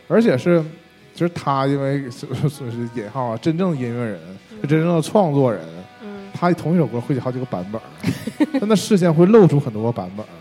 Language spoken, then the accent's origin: Chinese; China; 我们作为我们中国人